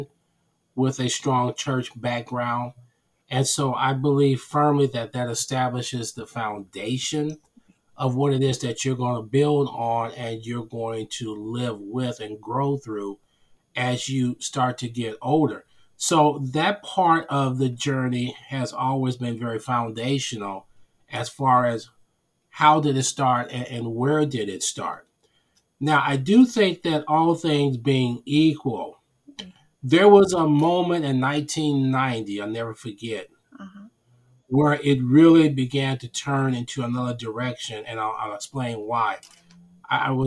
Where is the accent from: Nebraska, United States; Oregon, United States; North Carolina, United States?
Nebraska, United States; moved away as an adult; also born or lived in Atlanta / Denver / Illinois; I was born here in Nebraska.